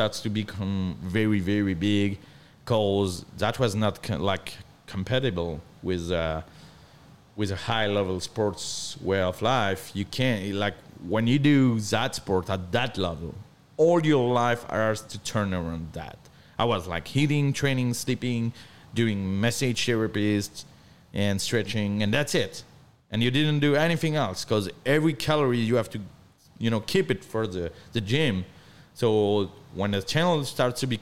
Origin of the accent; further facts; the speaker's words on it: northern France, France; English is a second language; moved away as an adult; now in Weatherford, United States; I'm from North France